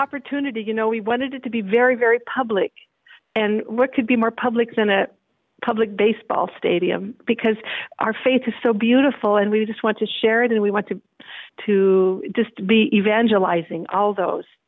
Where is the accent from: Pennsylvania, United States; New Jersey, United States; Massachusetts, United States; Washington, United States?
Washington, United States; moved away as an adult; now in Brazos Valley, United States; in my home state of Washington State